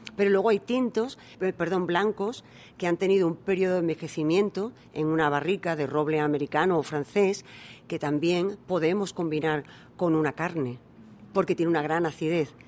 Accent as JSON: {"language": "Spanish", "town": "Almendralejo", "region": "Extremadura", "country": "Spain", "also_born_or_lived": "United States / England", "moved": "as an adult", "lives_now": "South Korea", "said": "Almendralejo, la ciudad donde yo, de donde yo soy, es una ciudad del vino."}